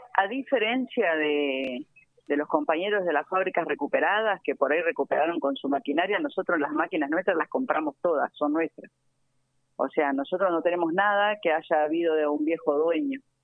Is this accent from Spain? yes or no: no; Avellaneda, Buenos Aires Province, Argentina; vengo de los barrios, nací en Villa Corina